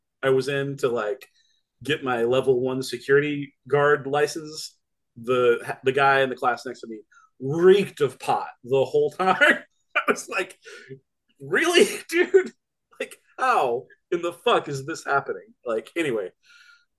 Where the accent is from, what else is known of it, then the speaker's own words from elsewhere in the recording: Texas, United States; I'm from Texas